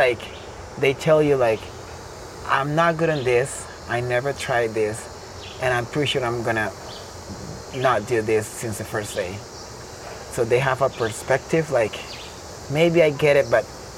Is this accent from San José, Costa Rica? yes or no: no; Nosara, Guanacaste, Costa Rica; I am from Nosara, local surfer here.